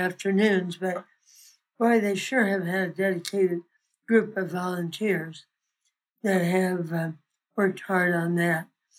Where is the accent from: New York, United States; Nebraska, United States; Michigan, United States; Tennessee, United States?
Nebraska, United States; Lincoln; I was born in Lincoln, 1930, start of the recession.